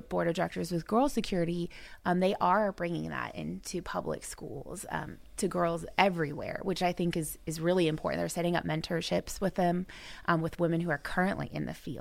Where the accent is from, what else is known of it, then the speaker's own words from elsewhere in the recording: Orange County, California, United States; I was actually living at home. I'm from Orange County.